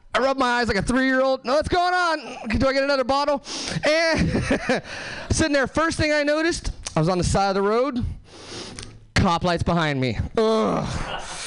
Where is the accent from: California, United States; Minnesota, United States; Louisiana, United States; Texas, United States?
California, United States; Hesperia; now in Seattle, United States; I'm actually from Southern California originally. Uh, nowhere famous, just like the Mojave Desert, Hesperia, California.